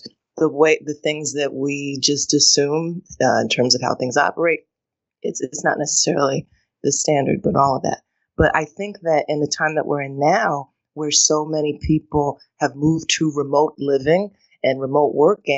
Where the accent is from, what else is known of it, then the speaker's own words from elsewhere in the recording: United States; when I leave the country, I am spotted as an American first, and that really changed so much of how I understood the power that, to your point, I had taken for granted, that just comes with, you know, being raised in this place.